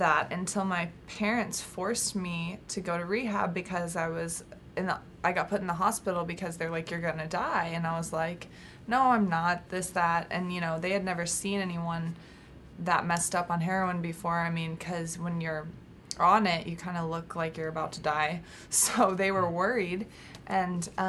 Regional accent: Texas, United States; now in California, United States; I was from Texas but out in California

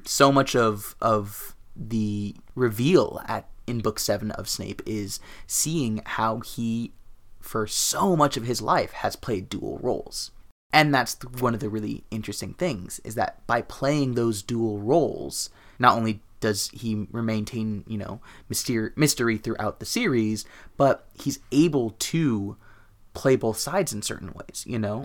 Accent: Los Angeles, California, United States; growing up in Los Angeles, which is a Spanish-speaking city

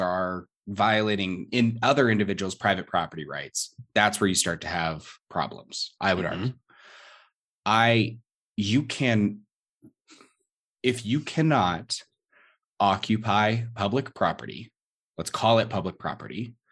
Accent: San Diego, California, United States; I'm from San Diego

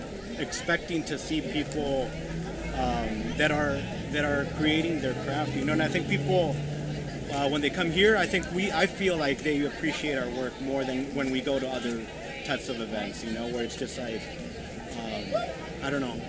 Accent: Half Moon Bay, California, United States; also born or lived in Sacramento / Lodi / Chico; now in Fairfield, United States; I grew up in Half Moon Bay and then started this when we were in Sacramento, and then we live in Fairfield now.

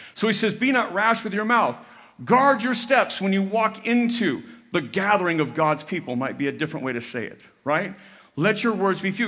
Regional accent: United States; we were raised to hear that this was a Christian nation

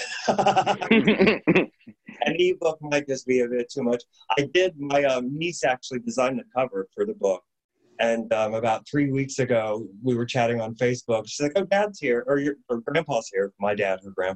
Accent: Indiana, United States; now in San Francisco, United States; I had a film festival in my hometown, home state of Indiana

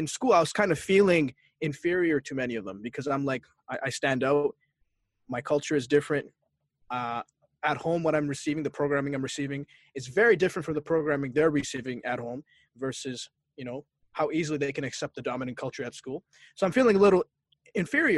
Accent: Barrie, Ontario, Canada; also born or lived in Boston, Massachusetts, United States; I grew up in Canada

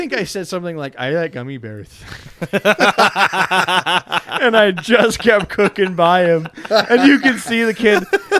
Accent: Spain; English is a second language; I was raised in Spain, so I can speak Russian because we speak at home, but I actually don't know much about Russia history or culture since I went to school in Spain

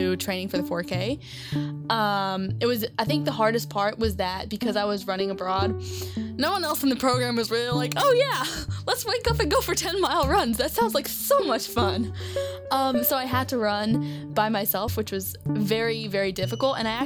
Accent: Lexington, Kentucky, United States; moved away as an adult; now in Columbia, United States; I'm from Lexington, Kentucky

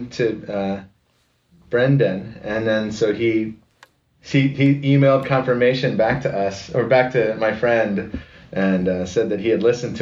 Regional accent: Severna Park, Maryland, United States; moved away; I'm from Severna Park, which is like a Baltimore Annapolis suburb

